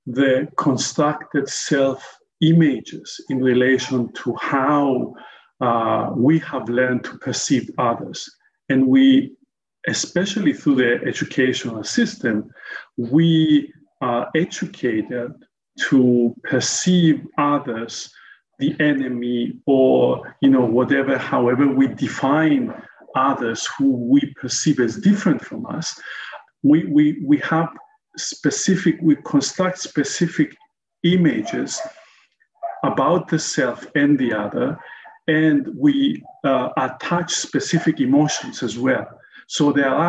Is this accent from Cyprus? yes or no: yes; Cyprus; also born or lived in United States / South Africa; growing up in Cyprus